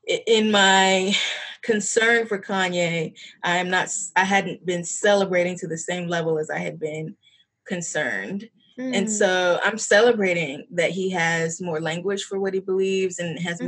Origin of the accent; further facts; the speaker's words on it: Chesapeake, Virginia, United States; I'm from the Chesapeake area. And I grew up here